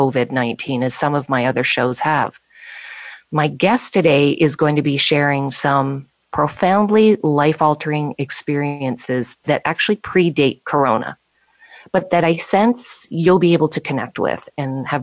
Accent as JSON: {"language": "English", "town": "Bradford", "region": "Ontario", "country": "Canada", "tie": "born or raised there", "said": "my hometown of Bradford, Ontario, Canada"}